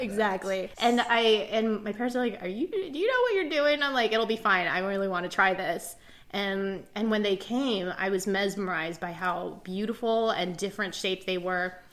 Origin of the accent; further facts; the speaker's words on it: Indiana, United States; also born or lived in Shanghai, China; I grew up in Indiana